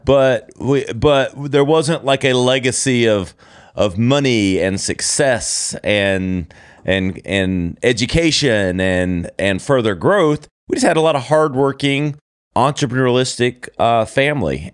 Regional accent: Easley, South Carolina, United States; moved away; also born or lived in Greenville, South Carolina; born and, and brought up in a small little town called Easley, South Carolina

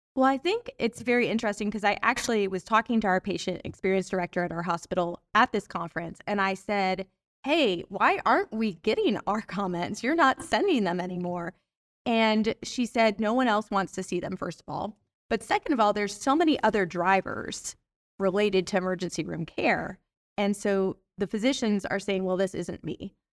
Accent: Atlanta, Georgia, United States; I'm from Atlanta

